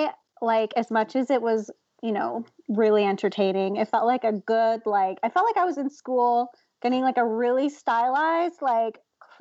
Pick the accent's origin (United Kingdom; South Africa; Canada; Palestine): Canada; I'm Canadian